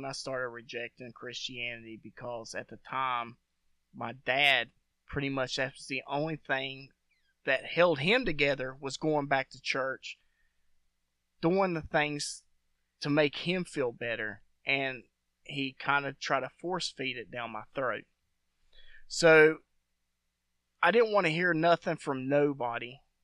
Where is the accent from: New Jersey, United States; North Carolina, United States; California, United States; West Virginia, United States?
West Virginia, United States; also born or lived in Kansas; I grew up in West Virginia. So when I was like maybe 2 or 3, we moved back to West Virginia